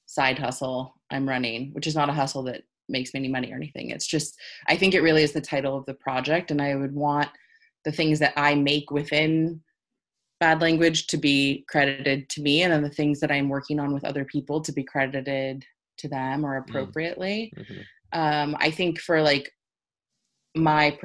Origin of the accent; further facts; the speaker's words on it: Los Angeles, California, United States; moved away; also born or lived in New York; when I moved back to LA a couple years ago. I was like just back in my hometown